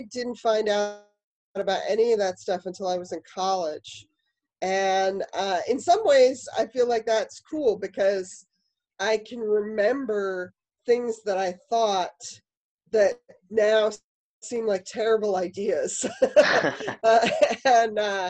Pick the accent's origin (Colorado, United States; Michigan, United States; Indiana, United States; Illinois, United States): Colorado, United States; Denver; moved away; also born or lived in Lowell, Massachusetts; I'm originally from Denver